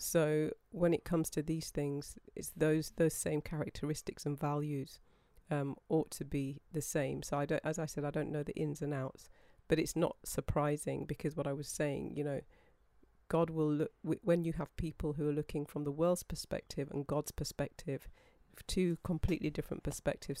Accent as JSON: {"language": "English", "country": "United Kingdom", "said": "being British"}